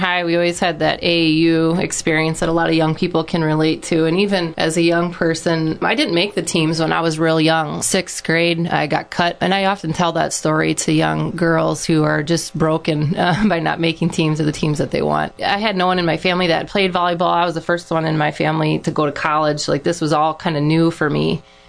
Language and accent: English; Iowa, United States; I loved being from a small town. I just remember trusting everybody. I'd ride to Dune even on my bike from our acreage just to go get some donuts on a Saturday morning.